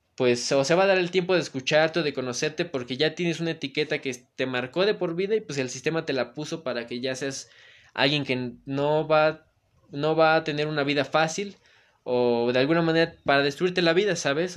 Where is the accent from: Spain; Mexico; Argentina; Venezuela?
Mexico; Puebla; yo soy de Galaxia, Bosques de Malucan, está el Cerro de Malucan y está Malucan